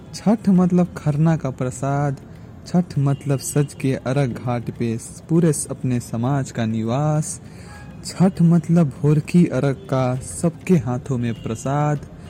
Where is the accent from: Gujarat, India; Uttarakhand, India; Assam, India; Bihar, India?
Bihar, India; Buxar; विश्वामित्र नगरी बक्सर बिहार का रहने वाला हूं